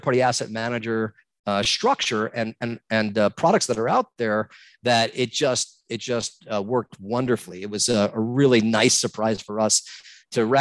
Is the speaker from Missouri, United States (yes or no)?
no; New York, United States; moved away as an adult; also born or lived in Manhattan, New York; now in West Palm Beach, United States; growing up in New York my whole life